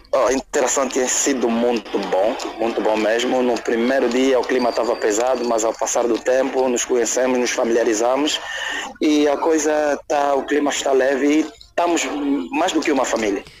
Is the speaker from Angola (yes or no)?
yes; Luanda, Luanda Province, Angola; sou de Luanda, não sou uh, da Lunda Sul, nem da Lunda Norte, nem é do Mochico, mas independentemente de ser angolano